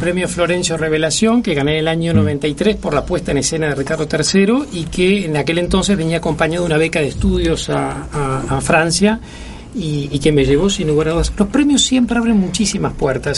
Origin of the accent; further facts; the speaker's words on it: Uruguay; yo siempre reivindico el haber sido formado acá. Yo soy un producto del Liceo Bausá, de la educación pública, de la Cinemateca